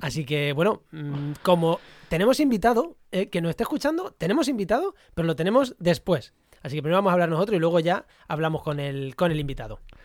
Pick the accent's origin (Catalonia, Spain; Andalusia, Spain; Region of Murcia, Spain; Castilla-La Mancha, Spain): Castilla-La Mancha, Spain; Munera; moved away; also born or lived in Granada; Albacete, a mi pueblo, en Munera, en Albacete